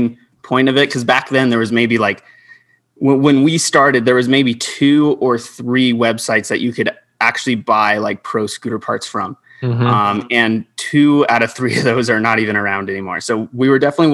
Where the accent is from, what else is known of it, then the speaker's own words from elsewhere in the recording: Albuquerque, New Mexico, United States; I'm from Albuquerque, New Mexico